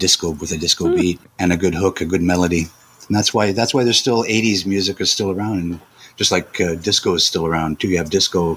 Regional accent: Montreal, Quebec, Canada; we grew up in Montreal

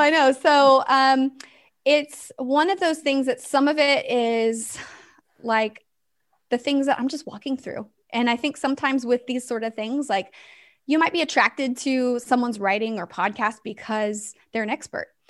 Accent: West Coast, United States; now in Tennessee, United States; I live in Tennessee, but I'm originally from the West Coast

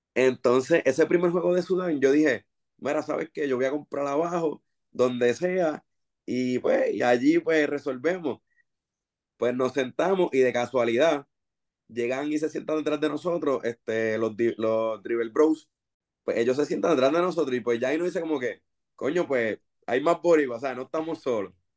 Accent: Bayamón, Puerto Rico; yo soy de Bayamón, obviamente somos vaqueros full

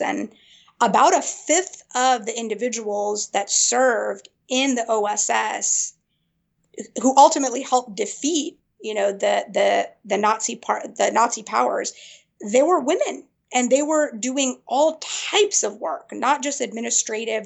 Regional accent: Springfield, Virginia, United States; also born or lived in Afghanistan / Peshawar, Pakistan; I grew up in Northern Virginia, right around the Springfield, Burke area

